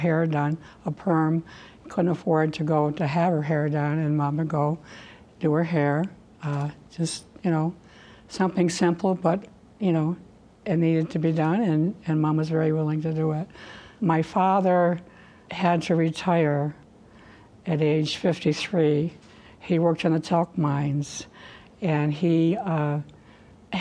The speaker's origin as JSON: {"language": "English", "town": "Sprague", "region": "New York", "country": "United States", "tie": "born or raised there", "said": "It was just a wonderful place to grow up."}